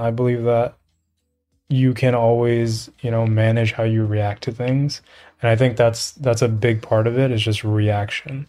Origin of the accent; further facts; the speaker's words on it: New York, United States; I grew up in the projects. I grew up in New York